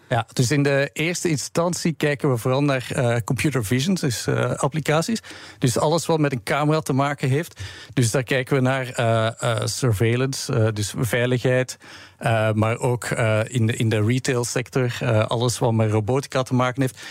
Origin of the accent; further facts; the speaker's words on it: Belgium; we hebben ook offices in België, waar ik vandaan kom